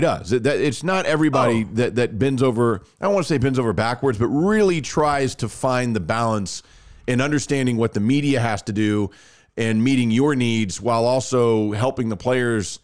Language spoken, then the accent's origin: English; Rockwall, Texas, United States; growing up in Rockwall